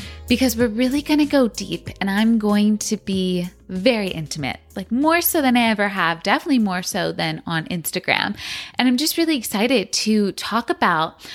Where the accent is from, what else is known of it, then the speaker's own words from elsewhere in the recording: San Francisco, California, United States; also born or lived in Los Angeles; I was born in San Francisco and I absolutely loved growing up in that city